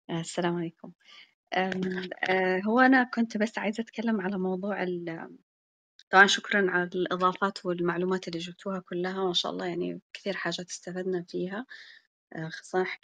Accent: Malaysia; Arabic is a second language; أنا من ماليزيا

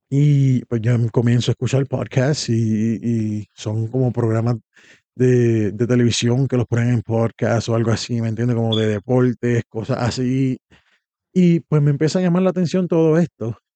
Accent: Puerto Rico; moved away; O venimos de Puerto Rico, donde hay variedad de esto. Aquí solamente que yo sepa hay uno en español, hay mucho inglés

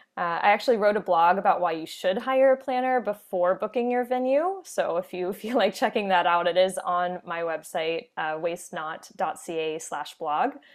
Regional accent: Orlando, Florida, United States; moved away as an adult; also born or lived in New York City; now in New Westminster, Canada; I'm from the Orlando, Florida area.

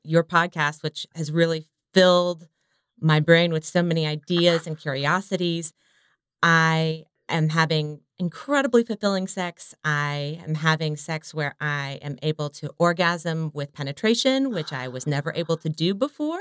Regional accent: the South, United States; I come from the South, so compared to many people I knew, not religious

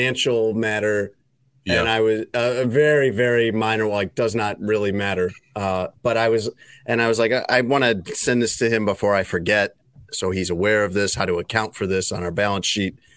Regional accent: United States; accent: American; my American accent

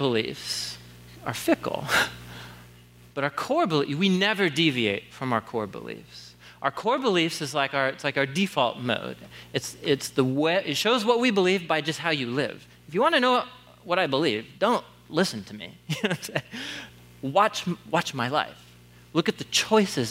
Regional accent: Portland, Oregon, United States; moved away as an adult; after moving back to Portland, so I was gone almost 10 years, and I grew up here in Southeast

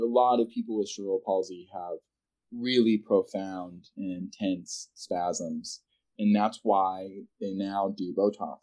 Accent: California, United States; moved away; also born or lived in Texas; I was born in California

